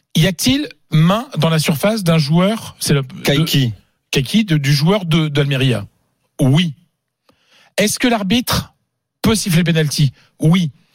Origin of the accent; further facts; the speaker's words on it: France; je suis français